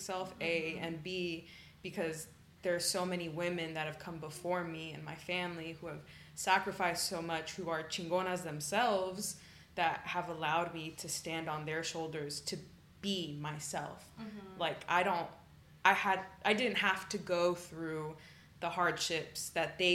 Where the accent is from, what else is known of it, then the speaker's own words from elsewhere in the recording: Austin, Texas, United States; also born or lived in Dallas; now in Houston, United States; we moved when I was 10 to Austin, and I feel definitely shaped me a lot as a person growing up in Austin